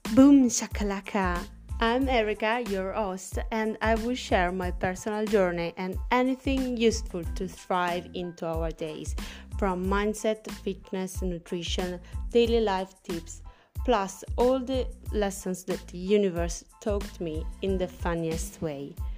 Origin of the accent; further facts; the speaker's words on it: Italy; accent: Italian; English is a second language; I am from Italy, as you can hear from my funny accent. And yes, I'm speaking English